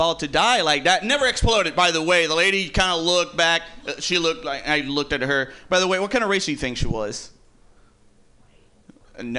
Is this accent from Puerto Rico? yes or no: yes; Puerto Rico; I'm from Puerto Rico. I've lived in the hood my whole life